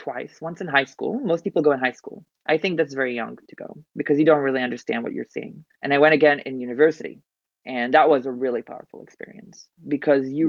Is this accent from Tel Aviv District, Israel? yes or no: no; Haifa, Haifa District, Israel; moved away; I was born and raised in Haifa, Israel, which is in the north of Israel